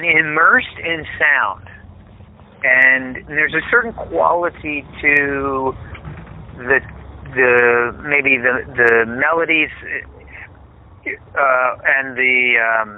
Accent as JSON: {"language": "English", "region": "Pennsylvania", "country": "United States", "tie": "born or raised there", "said": "when we grew up, we grew up in Pennsylvania"}